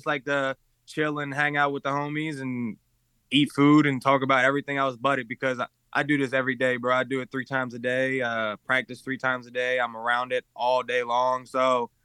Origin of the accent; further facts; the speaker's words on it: Baltimore, Maryland, United States; I come from the schools where kids don't think they can because we're from Baltimore